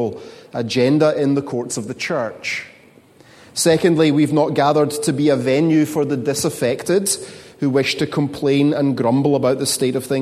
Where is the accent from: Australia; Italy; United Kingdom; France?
United Kingdom; Scotland; moved away; As a Scotsman, I want you to know that negativity and hand-wringing and brow-furrowing is my cultural default setting